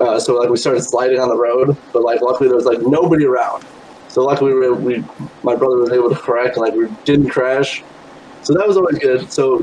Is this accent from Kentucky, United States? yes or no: no; South Bend, Indiana, United States; So I'm from South Bend, Indiana.